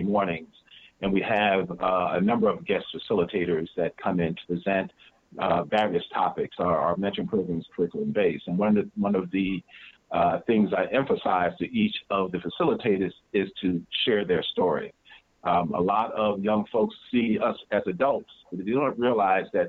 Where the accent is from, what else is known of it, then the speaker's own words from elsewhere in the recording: New Jersey, United States; I'm from New Jersey